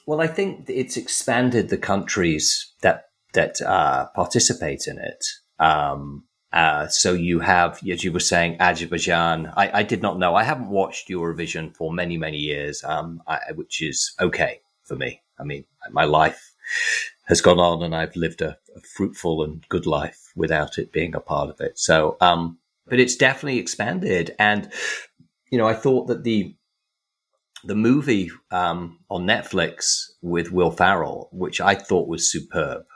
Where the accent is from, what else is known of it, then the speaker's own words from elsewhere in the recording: England, United Kingdom; when I was growing up in England